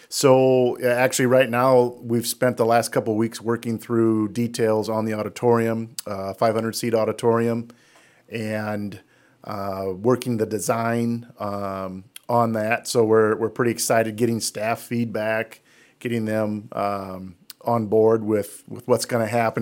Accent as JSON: {"language": "English", "town": "Denver", "region": "Iowa", "country": "United States", "tie": "born or raised there", "lives_now": "Jesup, United States", "said": "I'm from Denver. So, uh, we used to play Jess up when I was in school in Denver"}